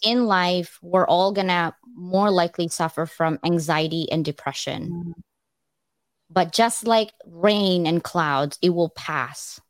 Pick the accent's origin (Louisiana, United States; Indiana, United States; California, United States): California, United States; moved away; I'm from California.